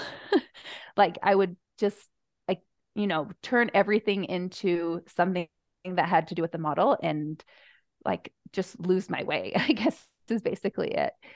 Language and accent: English; United States; moved away as an adult; also born or lived in Spokane, Washington; now in Utah Valley, United States; I grew up on the Navajo Reservation